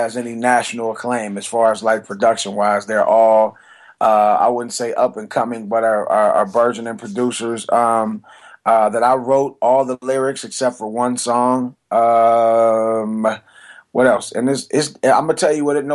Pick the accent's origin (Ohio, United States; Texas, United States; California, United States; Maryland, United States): Ohio, United States; Cleveland; now in Atlanta, United States; I'm from Cleveland, Ohio. I live in Atlanta, but I'm from Cleveland, Ohio.